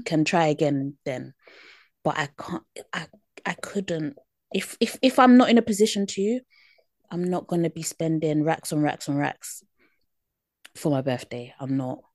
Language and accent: English; United Kingdom; accent: British; my British accent